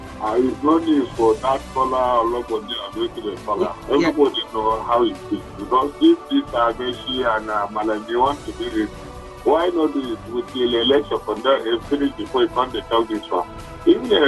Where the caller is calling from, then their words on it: Gwagwa, Federal Capital Territory, Nigeria; Yeah, I'm from Gwagwa.